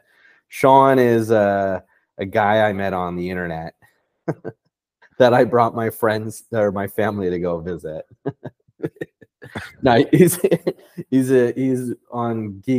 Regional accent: Vancouver, British Columbia, Canada; now in Toronto, Canada; I grew up in Vancouver

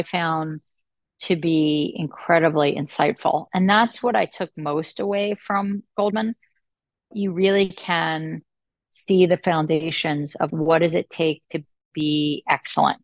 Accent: Atlantic City, New Jersey, United States; I'm from Atlantic City, New Jersey

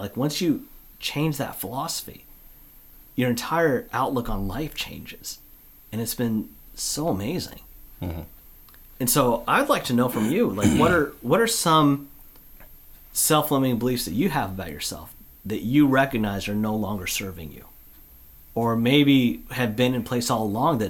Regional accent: Olympia, Washington, United States; I grew up down in Olympia.

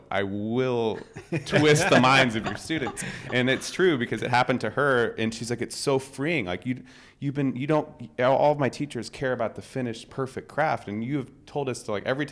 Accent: United States; as an American designer

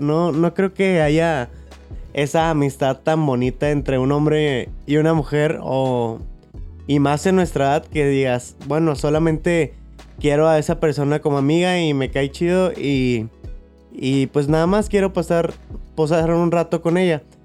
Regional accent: Monterrey, Nuevo León, Mexico; Somos de Monterrey

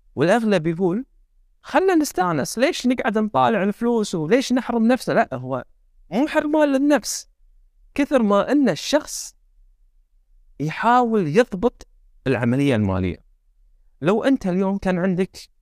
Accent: Kuwait; احنا عندنا بالكويت

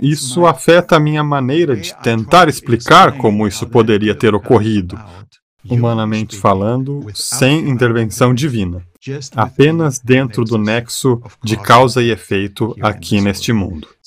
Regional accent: Germany; moved away; Nasci e fui criado na Alemanha.

